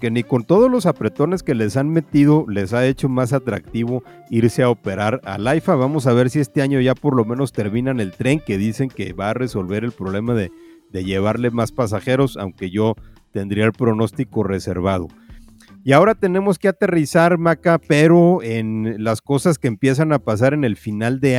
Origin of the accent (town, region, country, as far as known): Mexico City, Mexico